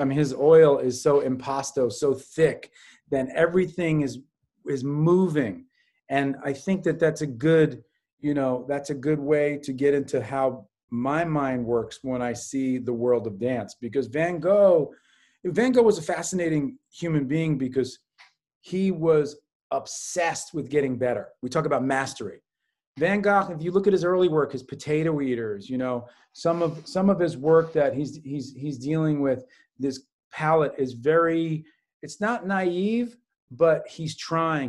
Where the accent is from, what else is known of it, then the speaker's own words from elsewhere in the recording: New York City, New York, United States; I was a latchkey kid growing up on the Upper West Side, what we like to call the Upper Best Side of New York City